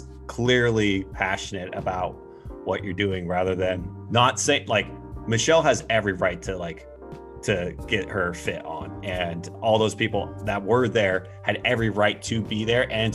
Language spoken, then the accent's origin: English; Oregon, United States; I grew up in Oregon.